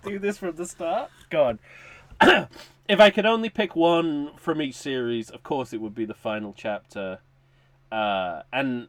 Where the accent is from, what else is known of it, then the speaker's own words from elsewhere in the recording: United Kingdom; as a British person